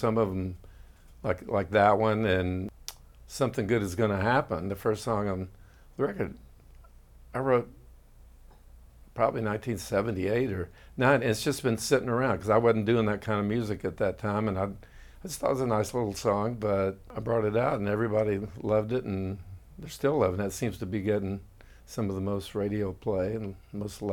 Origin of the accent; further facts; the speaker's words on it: Austin, Texas, United States; I grew up in Austin.